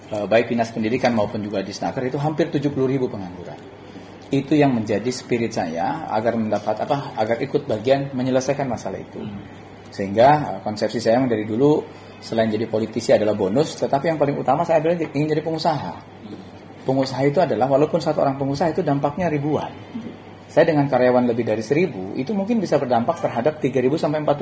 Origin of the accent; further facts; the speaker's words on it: Cikarang, West Java, Indonesia; saya sebagai orang Cikarang atau kita yang ada hidup di kawasan industri